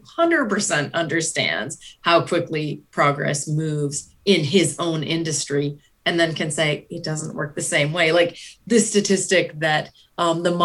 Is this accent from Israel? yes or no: no; Canada; So as a Canadian